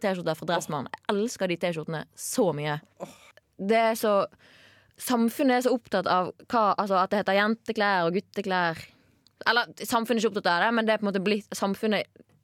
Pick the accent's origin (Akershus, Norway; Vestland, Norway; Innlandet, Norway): Vestland, Norway; Bergen; now in Trondheim, Norway; hvis jeg for er hjemme i Bergen